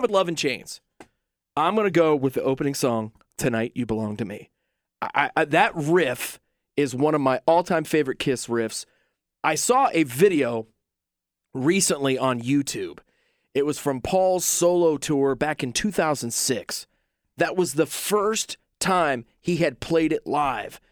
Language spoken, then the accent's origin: English; Southeastern Ohio, United States; I'm from Southeastern Ohio.